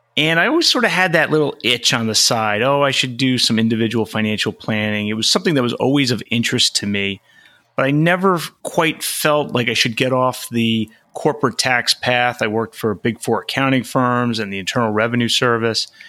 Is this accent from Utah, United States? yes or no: no; Long Island, New York, United States; moved away as an adult; also born or lived in Flushing, Queens / Arlington, Virginia; now in California, United States; spent a lot of my childhood on Long Island